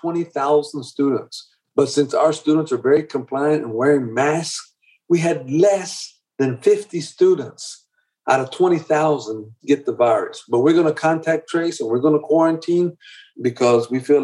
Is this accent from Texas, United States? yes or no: yes; Dallas, Texas, United States; I'm an immigrant. I just tell them all the time that I'm an immigrant and I grew up in Dallas, in the inner city of Dallas.